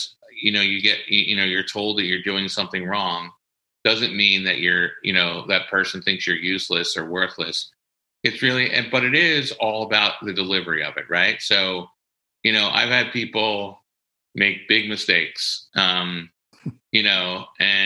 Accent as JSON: {"language": "English", "area": "Delco, Ripley", "region": "Pennsylvania", "country": "United States", "said": "from Delco, right? I'm from Ripley. And in Delco, it's all about keeping it real"}